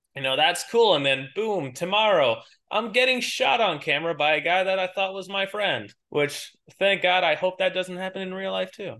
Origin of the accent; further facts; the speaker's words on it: New York, United States; accent: New York; born and raised in New York.